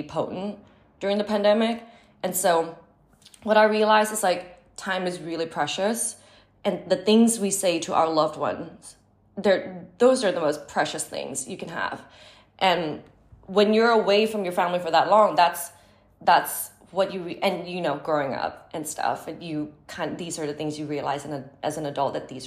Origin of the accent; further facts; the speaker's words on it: Bangkok, Thailand; moved away as an adult; now in Los Angeles, United States; my experience growing up in Thailand